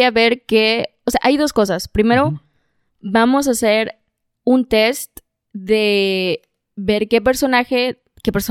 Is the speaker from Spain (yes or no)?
no; Mexico; del lugar donde yo nací, crecí y vivo.